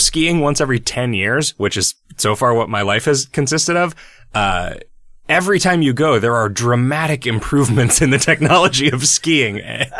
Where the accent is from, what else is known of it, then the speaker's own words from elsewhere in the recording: Illinois, United States; I remember watching a community theater play in the tiny town that I grew up in Illinois with my grandmother.